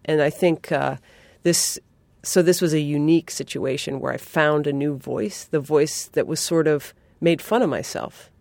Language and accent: English; New England, United States; I'm from New England